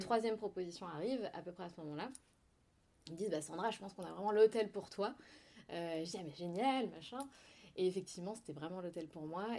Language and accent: French; Provence-Alpes-Côte d'Azur, France; also born or lived in Besançon; je suis née à Besançon. D'accord. Euh, donc, je suis byzantine. C'est pas du tout sexy, mais euh, c'est rigolo de le dire. Byzantine, oui, tout à fait. je suis partie de Besançon à l'âge de 6 ans, à peu mhm. près, 5-6 ans. et ensuite, j'ai grandi, du coup, j'ai découvert la Côte d'Azur et j'ai grandi sur la Côte d'Azur